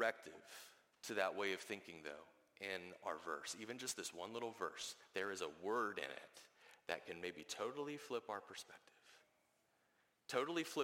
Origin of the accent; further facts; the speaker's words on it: the South, United States; I grew up in the South